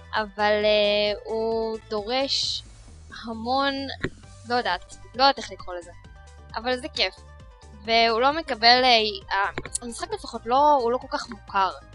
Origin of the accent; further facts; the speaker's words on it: Israel; שאנחנו ישראלים